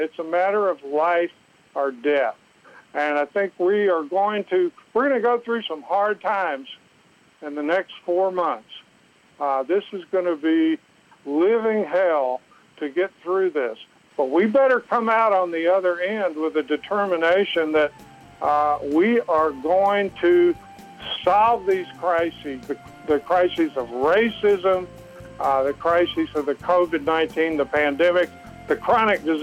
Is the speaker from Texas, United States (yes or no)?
yes; Southeast Texas, United States; I grew up in the South. I grew up in Southeast Texas